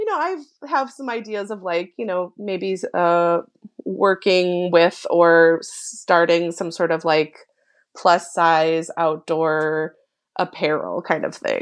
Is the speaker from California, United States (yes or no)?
no; Minnesota, United States; moved away; growing up in Minnesota